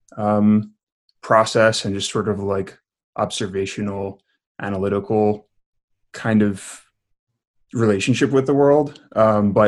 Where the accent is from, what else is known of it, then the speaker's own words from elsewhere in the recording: outside of New York City, United States; also born or lived in Cobleskill, New York / Brooklyn; I grew up in what upstaters call downstate New York. So I grew up outside of New York City